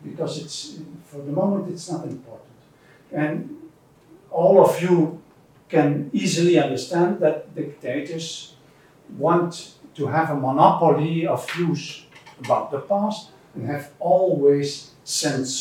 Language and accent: English; Belgium; moved away as an adult; now in Netherlands; I come from Belgium originally. I have been in the Netherlands for more than 30 years, but now originally I come from Belgium, from Ghent University